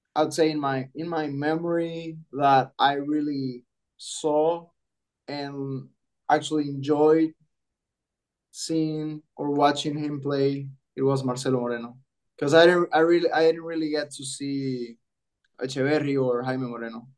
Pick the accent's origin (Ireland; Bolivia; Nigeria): Bolivia; Santa Cruz de la Sierra, Santa Cruz; moved away as an adult; also born or lived in Iowa, United States; I was born here in Santa Cruz de la Sierra, Bolivia